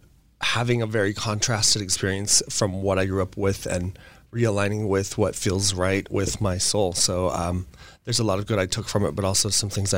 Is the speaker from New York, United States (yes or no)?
no; Utah, United States; now in Los Angeles, United States; I am originally from Utah. I'm third of seven children. I moved to Los Angeles 17 years ago.